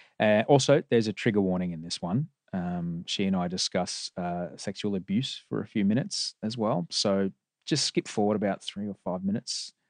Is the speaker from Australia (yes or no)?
yes; Bronte, New South Wales, Australia; Well, no. My hometown's now Bronte.